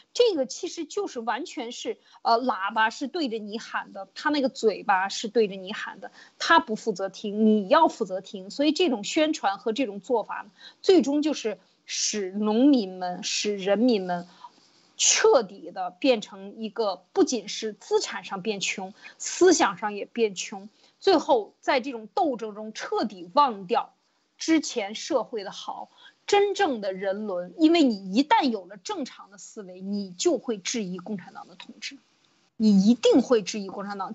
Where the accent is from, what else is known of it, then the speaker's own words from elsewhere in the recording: China; 我们中国人